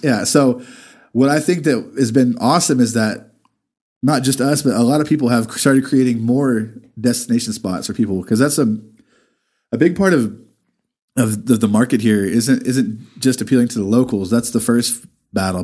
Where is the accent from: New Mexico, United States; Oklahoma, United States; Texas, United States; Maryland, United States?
Texas, United States; Amarillo; I grew up over off of Fannin and fifty-eights. I grew up in South Georgia